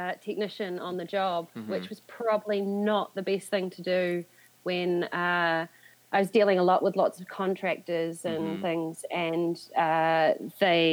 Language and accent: English; New Zealand; moved away as an adult; now in London, United Kingdom